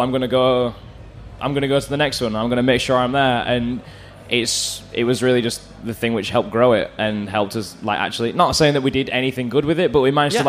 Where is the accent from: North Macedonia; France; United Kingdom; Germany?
United Kingdom; Bradford, Yorkshire and the Humber; So I'm from Bradford.